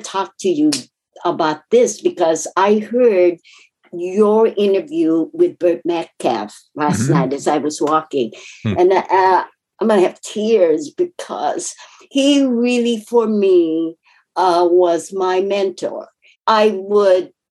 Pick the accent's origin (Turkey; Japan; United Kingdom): Japan; English is a second language; moved away; I was raised in Japan, came here. English is my second language